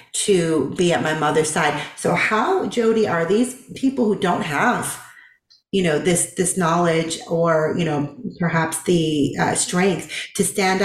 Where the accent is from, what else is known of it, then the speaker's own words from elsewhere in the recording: Boston, Massachusetts, United States; now in the South, United States; I'm from Boston